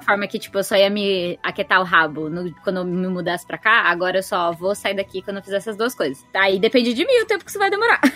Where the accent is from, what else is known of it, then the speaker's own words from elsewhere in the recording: São Paulo, Brazil; moved away as an adult; now in Japan; que sou de São Paulo